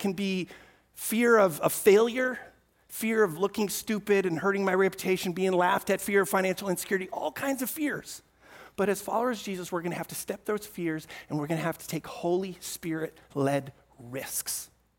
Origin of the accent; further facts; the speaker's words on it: Amsterdam, North Holland, Netherlands; I mentioned earlier, I grew up in Amsterdam, and we lived in a small apartment, fourth floor, right in the middle of the city.